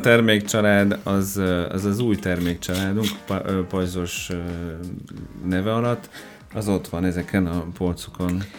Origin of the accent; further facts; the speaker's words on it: Orléans, Centre-Val de Loire, France; Hungarian is a second language; moved away as an adult; also born or lived in Perpignan; now in Hungary; Orleanba születtem. Orleanba. Igen, de katalán származású vagyok.